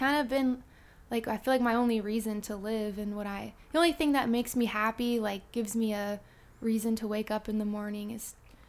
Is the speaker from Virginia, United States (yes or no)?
yes; Mechanicsville, Virginia, United States; So I'm from Mechanicsville, Virginia, which is, like, 15 minutes outside of Richmond. And I was an only child, so I didn't really have, like, siblings to keep me occupied. Raised by a single parent